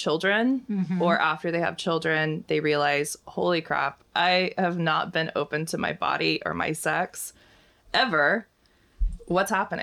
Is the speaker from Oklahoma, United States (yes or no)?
yes; Oklahoma, United States; I'm from Oklahoma, and I was always like in Sunday school, and we'd go to church twice a week